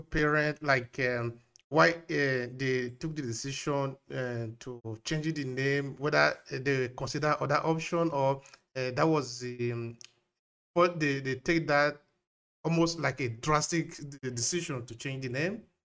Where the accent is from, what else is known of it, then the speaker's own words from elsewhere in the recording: Nigeria; now in Italy; I grew up in Nigeria, but now I'm in Italy.